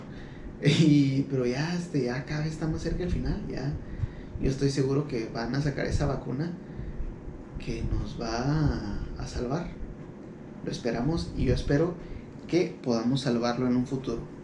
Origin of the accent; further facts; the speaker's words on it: Ciudad Juárez, Chihuahua, Mexico; somos de Ciudad Juárez